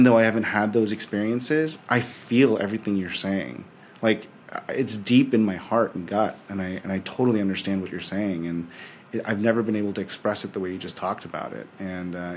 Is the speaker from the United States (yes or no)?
yes; San Francisco, California, United States; moved away as an adult; now in Texas, United States; I grew up in San Francisco, so I kind of grew up in this like hyper vortex of Silicon Valley